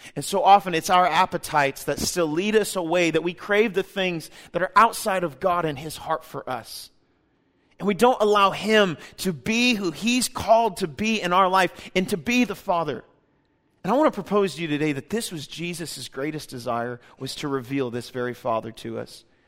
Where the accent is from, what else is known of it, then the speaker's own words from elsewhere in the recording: Kansas City, United States; we're from Kansas City. My wife and I were born and raised there